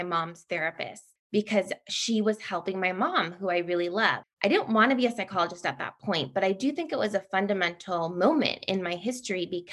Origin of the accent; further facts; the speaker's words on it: San Francisco Bay Area, California, United States; born and raised in the San Francisco Bay Area